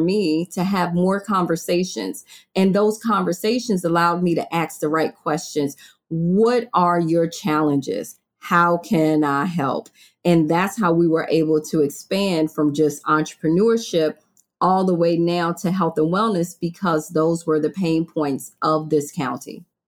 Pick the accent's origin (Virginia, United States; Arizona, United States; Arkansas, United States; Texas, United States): Virginia, United States; also born or lived in Maryland; now in Florida, United States; I moved to Florida from Maryland, I'm from Virginia